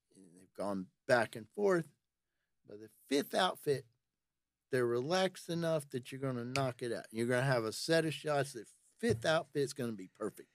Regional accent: Nashville, Tennessee, United States; I, I'm from Nashville, but I work out of Tullahoma

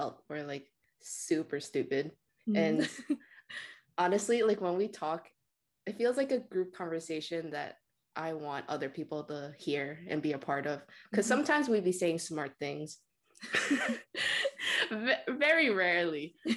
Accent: New York City, New York, United States; I'm 21, born and raised in New York City

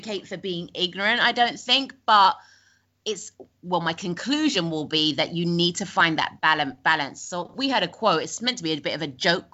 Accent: London, United Kingdom; moved away as an adult; now in Bali, Indonesia; we're from London

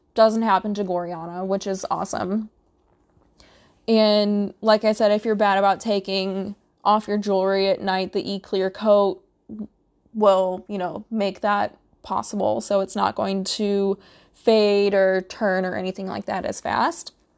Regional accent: Midwest, United States; I'm from the Midwest

